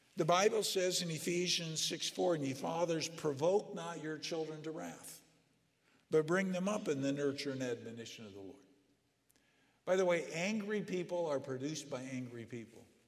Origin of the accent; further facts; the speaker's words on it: Southern California, United States; I grew up in Southern California